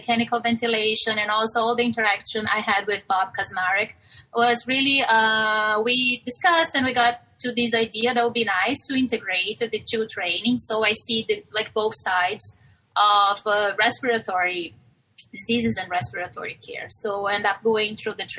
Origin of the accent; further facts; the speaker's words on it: Brazil; moved away as an adult; now in United States; I'm from Brazil, and I started my training in Brazil